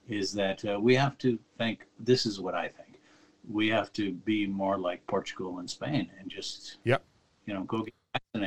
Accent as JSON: {"language": "English", "town": "Los Angeles", "region": "California", "country": "United States", "tie": "born or raised there", "moved": "as an adult", "lives_now": "Switzerland", "said": "I grew up in Los Angeles"}